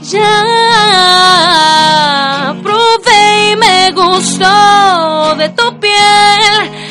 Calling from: Tuxtepec, Oaxaca, Mexico; Desde Tuxtepec, Oaxaca.

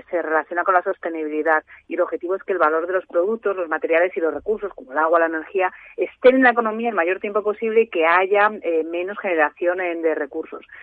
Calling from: Vitoria, Basque Country, Spain; de Vitoria

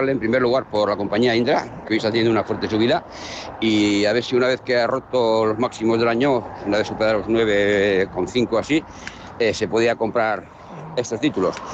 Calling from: Alicante, Valencian Community, Spain; Buenos días … de Alicante

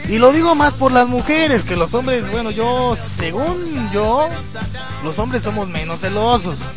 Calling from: León, Guanajuato, Mexico; digo, desde León, Guanajuato

